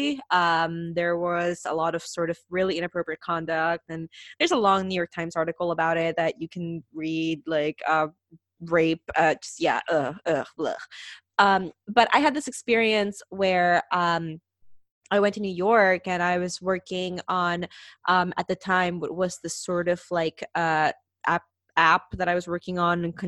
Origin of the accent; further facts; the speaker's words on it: Peru; I'm from Peru